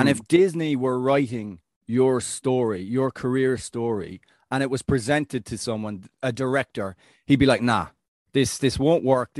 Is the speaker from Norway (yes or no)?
no; Ireland; As an Irishman